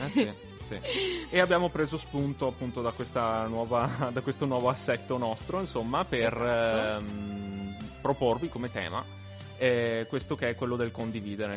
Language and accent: Italian; Asiago, Veneto, Italy; moved away as an adult; now in Trento, Italy; sono tornato nel mio paese